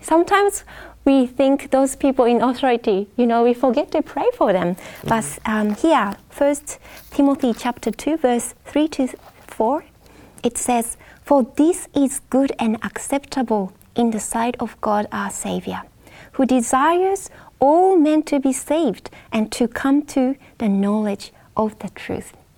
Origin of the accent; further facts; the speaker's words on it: Japan; I'm from Japan